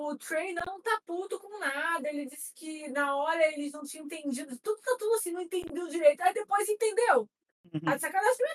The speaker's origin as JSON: {"language": "Portuguese", "region": "São Paulo", "country": "Brazil", "tie": "born there", "said": "eu nasci em São Paulo"}